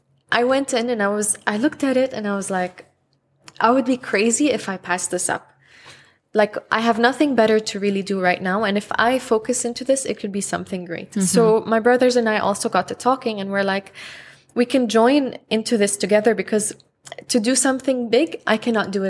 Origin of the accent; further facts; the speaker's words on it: Lebanon; also born or lived in Houston; now in Dubai, United Arab Emirates; I'm from Lebanon